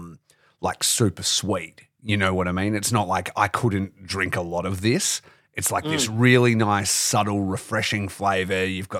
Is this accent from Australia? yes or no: yes; Geraldton, Western Australia, Australia; I grew up in Geraldton, so I didn't have Channel 10 and Superstars